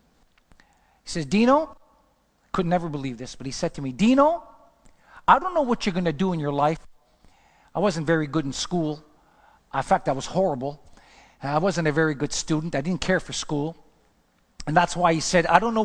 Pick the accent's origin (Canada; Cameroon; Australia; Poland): Canada; Montreal, Quebec; moved away as an adult; also born or lived in Los Angeles; I'm from Montreal